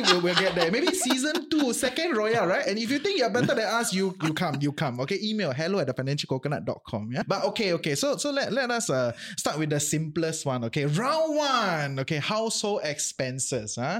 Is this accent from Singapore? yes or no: yes; Singapore; now in Malaysia; maybe I'm a Singaporean still, ah, at heart